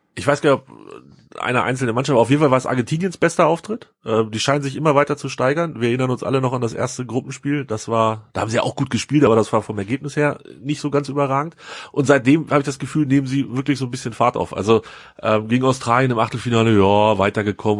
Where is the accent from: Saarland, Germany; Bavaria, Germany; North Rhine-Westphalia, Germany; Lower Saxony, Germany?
Lower Saxony, Germany; Hanover; Als Hannoveraner